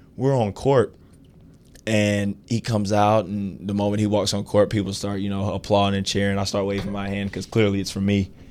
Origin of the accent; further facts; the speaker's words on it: Atlanta, Georgia, United States; I was playing in my hometown